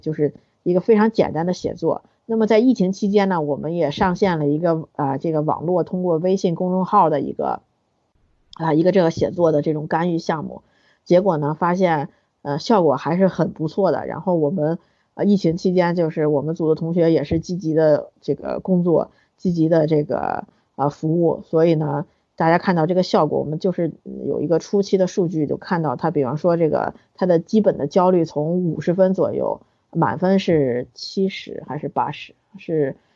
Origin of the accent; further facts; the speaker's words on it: China; 我们中国人